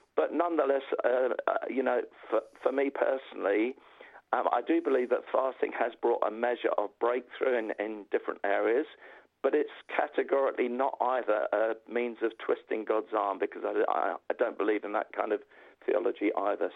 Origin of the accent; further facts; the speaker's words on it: London, United Kingdom; I'm a North Londoner